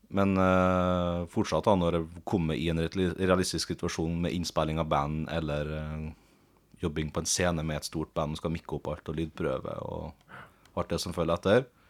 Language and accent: Norwegian; Sunndal, Møre og Romsdal, Norway; hjemme i Sunndal, der jeg vokste opp